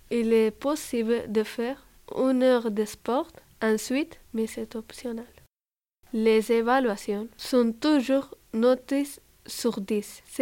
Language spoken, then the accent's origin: French; Spain; avec Romaïsa, nous avons grandi en Espagne.